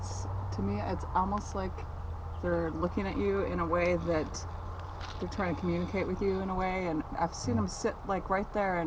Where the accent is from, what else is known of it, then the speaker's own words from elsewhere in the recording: Austin, Texas, United States; I'm from Austin